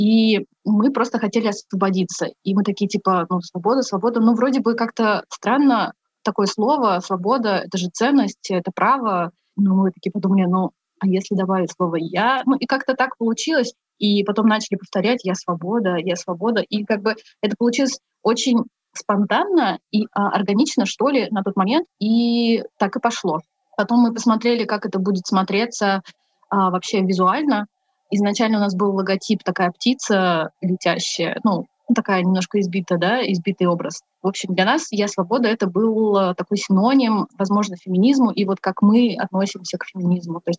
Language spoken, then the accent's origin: Russian; Buryatia, Russia; Я из Республики Бурятия.